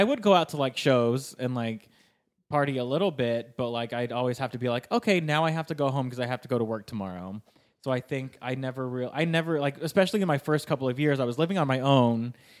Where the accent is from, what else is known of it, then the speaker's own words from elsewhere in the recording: Sacramento, California, United States; moved away as an adult; now in Los Angeles, United States; I grew up in Sacramento where like, I just never learned Spanish.